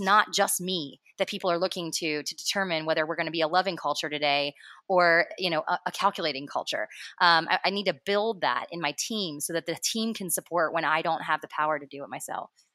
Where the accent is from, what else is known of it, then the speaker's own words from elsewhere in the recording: Cincinnati, Ohio, United States; born in Cincinnati, Ohio, uh, northern Kentucky area